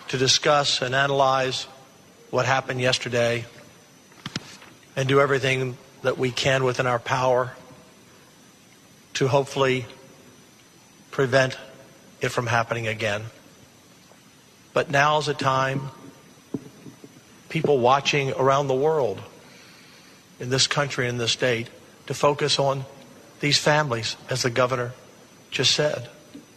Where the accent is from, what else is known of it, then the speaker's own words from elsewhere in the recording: United States; As an American people